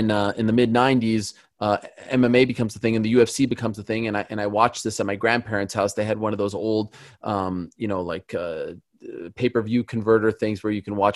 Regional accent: Montreal, Quebec, Canada; I'm from Montreal.

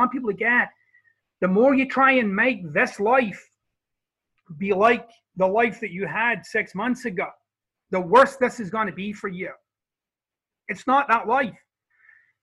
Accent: Scotland, United Kingdom; now in Florida, United States; I'm Scottish

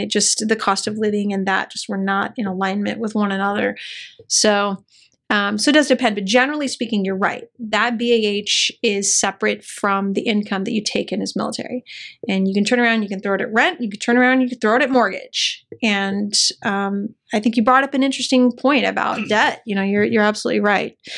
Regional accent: El Paso, Texas, United States; moved away as an adult; a, white kid growing up in El Paso, Texas

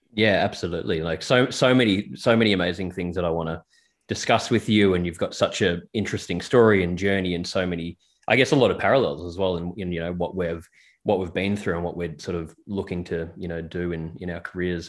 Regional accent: Melbourne, Victoria, Australia; we're both from Melbourne

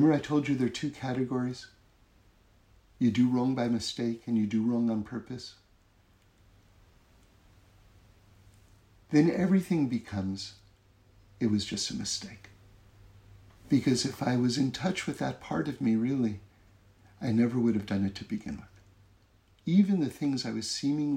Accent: East Coast of America, Northeast, United States; now in Los Angeles, United States; I grew up on the East Coast of America, where there's four seasons, the Northeast, four seasons.

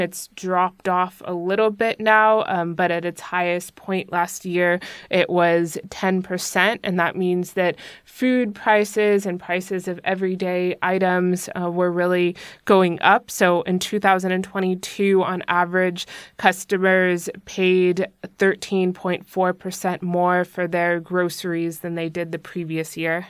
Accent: United States; now in Germany; as American

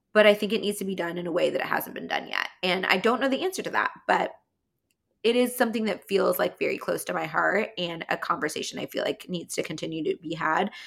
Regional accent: California, United States; accent: California; my California accent

